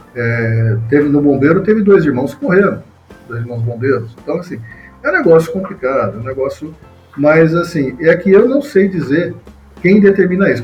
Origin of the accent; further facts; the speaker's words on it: Mogi das Cruzes, São Paulo, Brazil; eu sou de Mogi das Cruzes, estou morando em Mogi das Cruzes